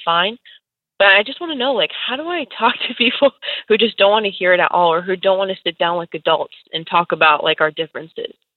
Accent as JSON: {"language": "English", "region": "California", "country": "United States", "tie": "born or raised there", "said": "I was born and raised in California"}